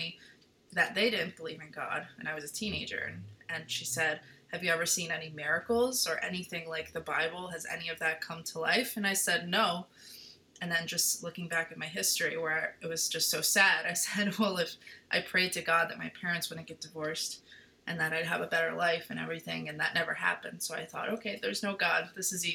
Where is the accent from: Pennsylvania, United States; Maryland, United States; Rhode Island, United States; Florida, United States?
Maryland, United States; Baltimore; I was born and raised in Baltimore, Maryland, to a non-religious family